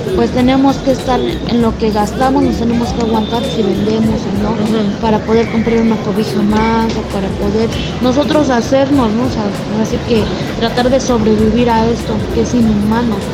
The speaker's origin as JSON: {"language": "Spanish", "region": "Oaxaca", "country": "Mexico", "moved": "yes", "lives_now": "Mexico City, Mexico", "said": "Yo soy de Oaxaca"}